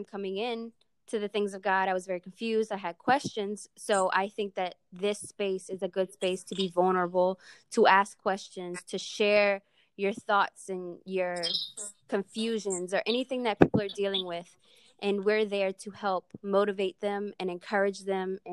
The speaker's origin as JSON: {"language": "English", "town": "New Orleans", "region": "Louisiana", "country": "United States", "tie": "born or raised there", "moved": "yes", "lives_now": "Houston, United States", "said": "I currently live in Houston, Texas, but born and raised in New Orleans, Louisiana"}